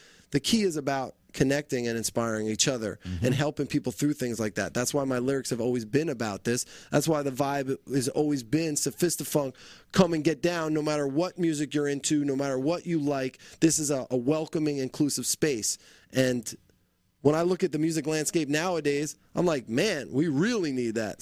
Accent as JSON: {"language": "English", "region": "New Jersey", "country": "United States", "moved": "yes", "said": "I'm originally from New Jersey"}